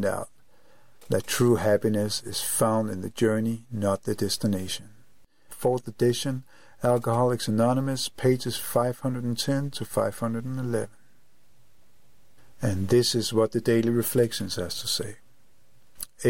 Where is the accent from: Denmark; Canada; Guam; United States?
Denmark; Copenhagen, Capital Region of Denmark; I am from Copenhagen, Denmark.